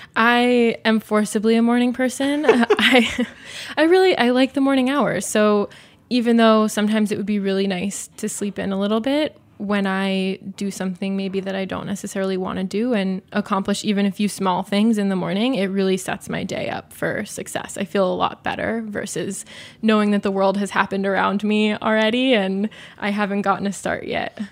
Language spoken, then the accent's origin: English; Southwest, United States; growing up in the Southwest, we always had avocado, beans, tomatoes